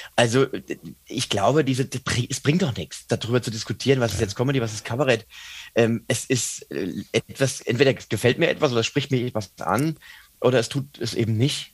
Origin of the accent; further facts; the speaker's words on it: Mainz, Rhineland-Palatinate, Germany; ich bin ja Mainzer. Und als Menser ist es natürlich so, dass du einen Zugang zur Bühne findest über die Fasnacht